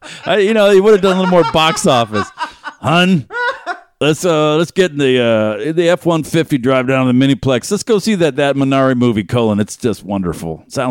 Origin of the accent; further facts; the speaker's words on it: Boston, Massachusetts, United States; I grew up in Boston. I never heard anyone talk.